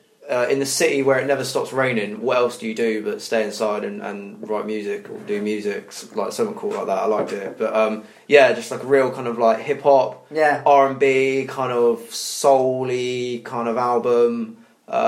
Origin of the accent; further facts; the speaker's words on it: United Kingdom; I think we as British people, we're more inclined.